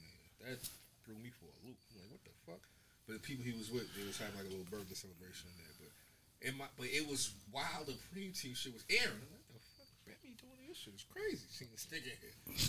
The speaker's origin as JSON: {"language": "English", "town": "Philadelphia", "region": "Pennsylvania", "country": "United States", "tie": "born or raised there", "said": "Born and raised in Philly."}